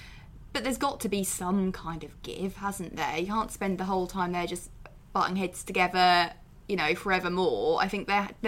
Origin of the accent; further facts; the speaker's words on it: Great Yarmouth, East of England, United Kingdom; I grew up in Great Yarmouth